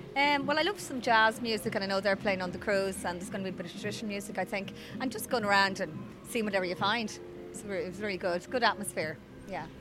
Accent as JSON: {"language": "English", "town": "Dublin", "region": "Leinster", "country": "Ireland", "moved": "yes", "lives_now": "Longford, Ireland", "said": "I live in Longford, but I'm originally from Dublin"}